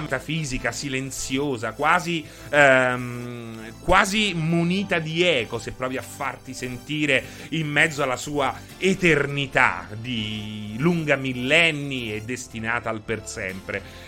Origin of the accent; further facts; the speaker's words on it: Rome, Lazio, Italy; sono romano